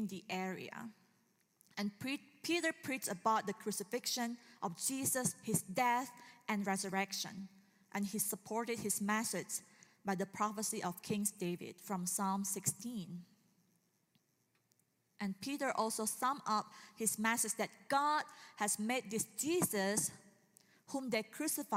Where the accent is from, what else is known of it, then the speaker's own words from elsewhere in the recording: Indonesia; moved away; I'm from Indonesia